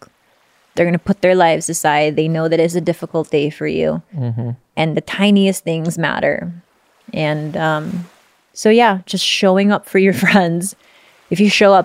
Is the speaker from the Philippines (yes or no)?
yes; Philippines; I'm Filipino.